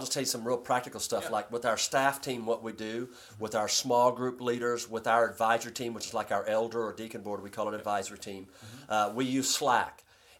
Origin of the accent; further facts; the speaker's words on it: Corinth, Mississippi, United States; oh, by the way, I'm from Corinth, Mississippi.